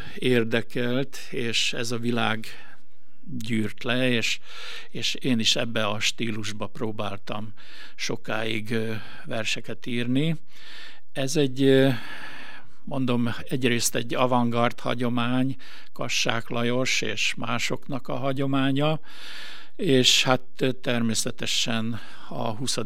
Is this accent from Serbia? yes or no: yes; Gunaroš, Vojvodina, Serbia; moved away as an adult; also born or lived in Bačka Topola; now in Veszprém, Hungary; amikor én megszülettem 54-ben ezen a kis településen